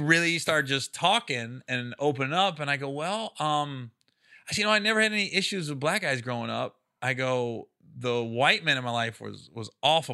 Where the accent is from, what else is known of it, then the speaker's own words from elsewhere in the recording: Midwest, United States; I'm from the Midwest, but I live in the cities